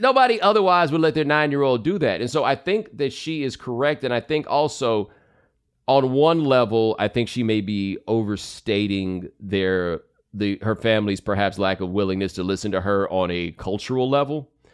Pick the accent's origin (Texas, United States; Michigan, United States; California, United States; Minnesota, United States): Texas, United States; I grew up in Texas